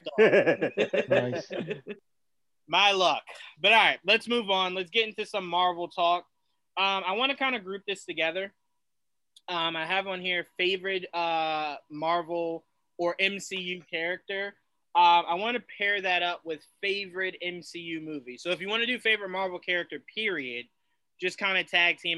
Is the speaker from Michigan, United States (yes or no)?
no; Long Branch, New Jersey, United States; I'm from Long Branch